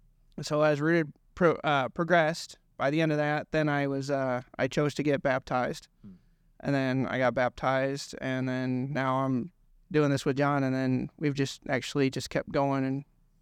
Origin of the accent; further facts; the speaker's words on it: Illinois, United States; Well, I grew up in right outside of Chicago, and I grew up Catholic.